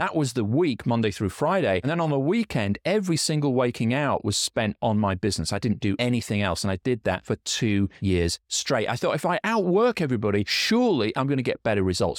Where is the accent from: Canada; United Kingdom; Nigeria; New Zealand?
United Kingdom; Yorkshire and the Humber; now in Scotland, United Kingdom; I'm from Yorkshire in England